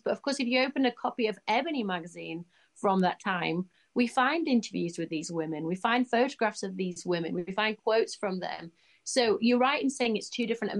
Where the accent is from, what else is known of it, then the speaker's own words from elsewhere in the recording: Leeds, Yorkshire and the Humber, United Kingdom; I'm lucky to be from Leeds.